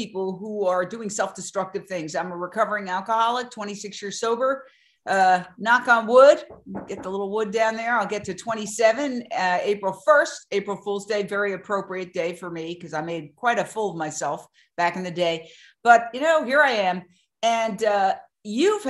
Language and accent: English; New York City, New York, United States; moved away as an adult; also born or lived in Fort Myers, Florida / Minneapolis / Philadelphia / Los Angeles; I grew up in Midtown Manhattan, went to NYU